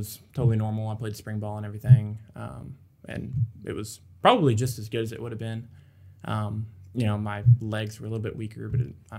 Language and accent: English; Dickinson, Texas, United States; So I'm from Dickinson, which is near Galveston, between Houston and Galveston. Grew up there my whole life.